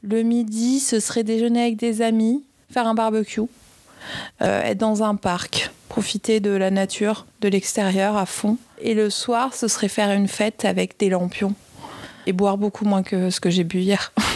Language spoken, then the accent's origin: French; France; now in Paris, France; je viens des Pyrénées